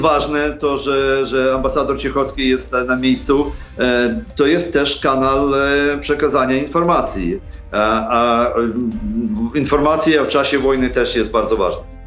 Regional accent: Sokal, Lviv Oblast, Ukraine; Polish is a second language; moved away as an adult; now in Poland; Pochodzę z zachodniej Ukrainy, z Sokala, koło Lwowa

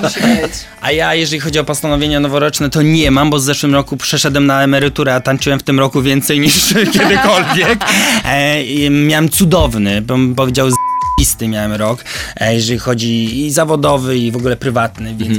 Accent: Koszalin, West Pomeranian Voivodeship, Poland; ja wywodzę się z małego miasta Koszalina

